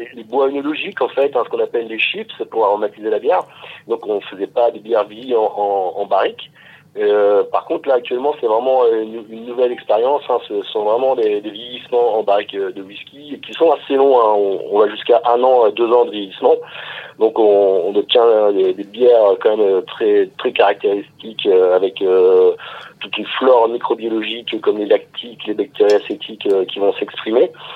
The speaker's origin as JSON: {"language": "French", "area": "Ardennes", "region": "Grand Est", "country": "France", "also_born_or_lived": "Louvain-la-Neuve, Belgium", "moved": "as an adult", "lives_now": "Lyon, France", "said": "je viens des Ardennes, tout près de la Belgique"}